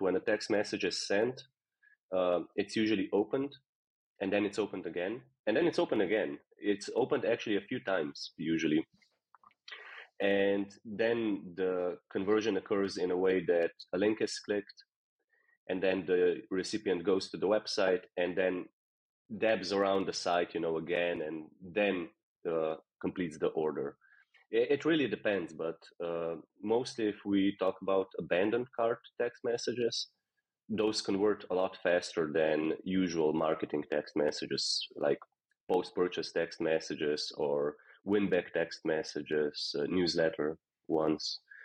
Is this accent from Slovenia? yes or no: yes; Slovenia; now in Netherlands; I'm from Slovenia and I moved here just randomly